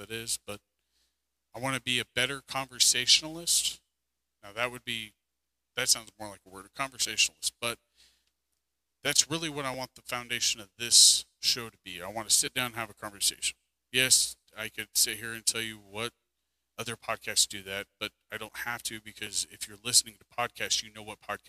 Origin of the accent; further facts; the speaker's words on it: United States; as an American citizen